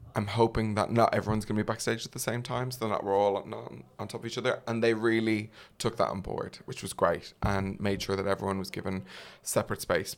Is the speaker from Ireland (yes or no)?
yes; Ireland; as an Irish man